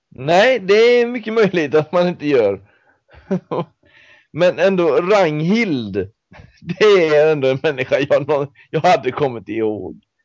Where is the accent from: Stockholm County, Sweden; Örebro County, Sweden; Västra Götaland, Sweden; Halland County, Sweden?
Västra Götaland, Sweden; Mariestad; som då kommer från Mariestad från början